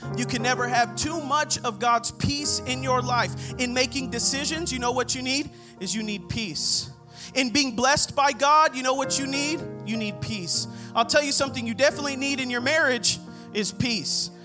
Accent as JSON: {"language": "English", "town": "Rancho Cucamonga", "region": "California", "country": "United States", "said": "I'm from the Inland Empire, from Rancho Cucamonga"}